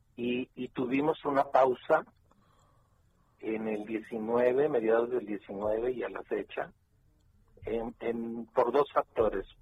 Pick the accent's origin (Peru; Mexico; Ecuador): Mexico; somos mil cuatrocientos mexicanos por día llegando también a la frontera norte-mexicana